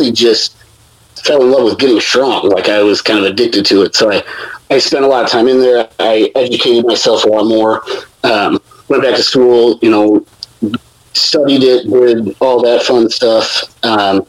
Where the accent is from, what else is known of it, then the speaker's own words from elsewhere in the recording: Chicago area, Illinois, United States; where I live now, which is my hometown.